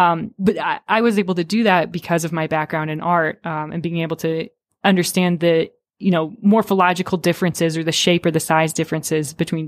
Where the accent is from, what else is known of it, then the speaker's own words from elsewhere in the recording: Rapid City, South Dakota, United States; growing up in Rapid City, South Dakota